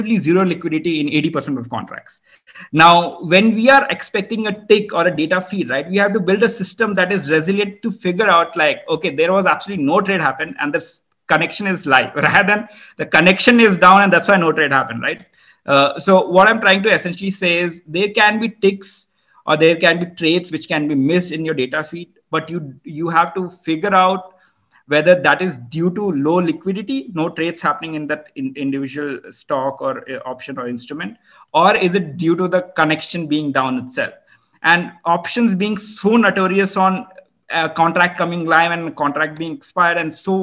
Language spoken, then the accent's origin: English; India; I'm Indian